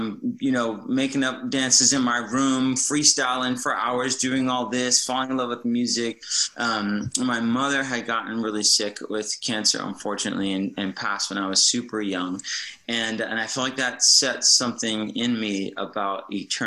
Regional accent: New Jersey, United States; Growing up on the East Coast, so I'm originally from the East Coast, from New Jersey

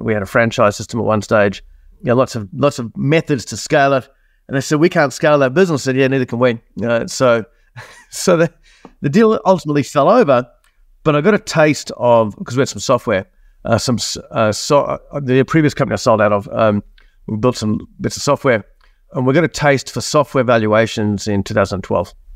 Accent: Australia; accent: Australian; also born or lived in New Zealand; for those that haven't picked up on my accent, I'm Australian, uh, born in New Zealand, moved to Australia in nineteen seventy-nine. I'm fifty-four years old right now.

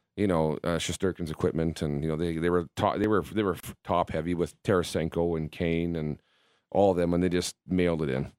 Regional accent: Southern Manitoba, Canada; I'm obviously from Southern Manitoba

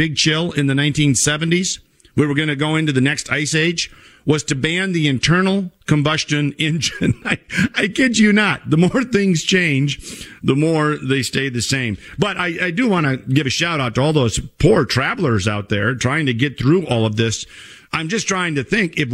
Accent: Minnesota, United States; my home state of Minnesota

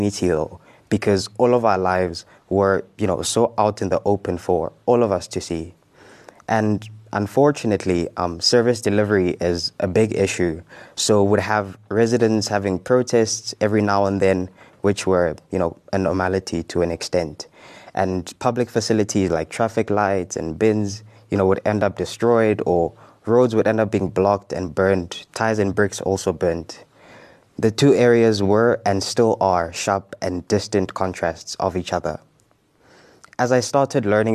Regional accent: Johannesburg, Gauteng, South Africa; moved away as an adult; now in Cape Town, South Africa; I grew up in Soweto

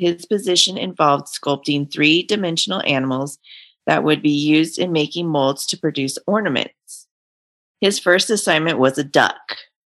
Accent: California, United States; growing up in California

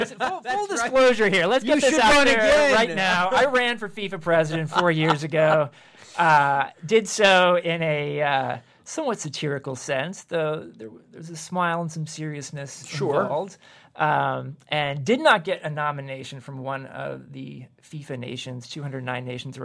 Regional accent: Kansas, United States; accent: Kansas; I lost my Kansas accent a few years ago, too.

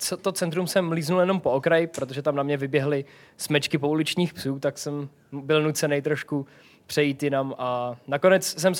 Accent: Czechia; Am Češko, no imigrant, protože v Bosně se mi stalo, to už bylo po 24-denní cestě po Balkáně, takže už jsem byl hodně osmahlý a v Bosně si o mě prostě mysleli, že jsem imigrant.

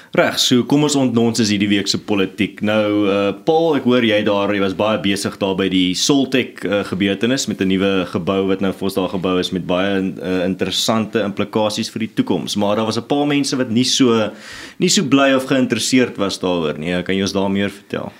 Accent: Stellenbosch, Western Cape, South Africa; ek kom self van Stellenbosch af

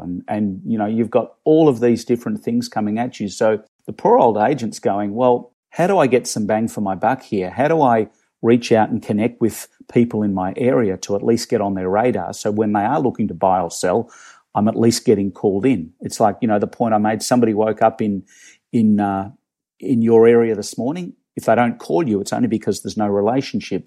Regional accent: Melbourne, Victoria, Australia; moved away as an adult; now in Toronto, Canada; I'm originally from Melbourne, Australia. Um, long story short, I live, I live here in, in Toronto, in Canada

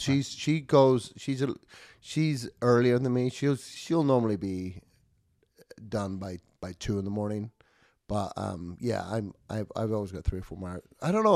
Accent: United Kingdom; moved away

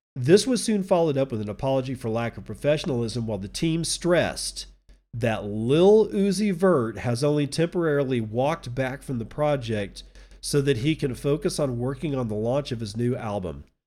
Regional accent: Texas, United States; I'm a Texan

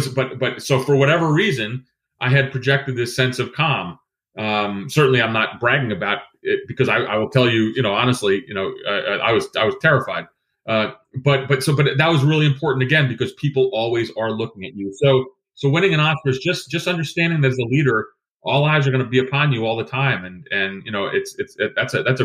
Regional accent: Greece; moved away; I was born in Greece.

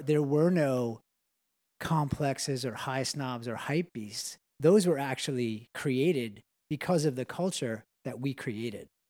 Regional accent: Long Island, New York, United States; we grew up in Long Island

